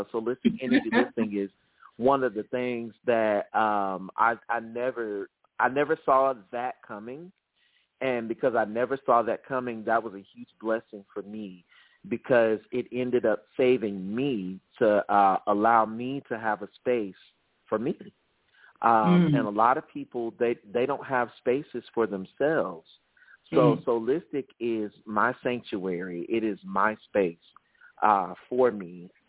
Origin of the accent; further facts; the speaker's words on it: the South, United States; So growing up in the South, all Southern men were taught to be macho. And unfortunately, that was not my case.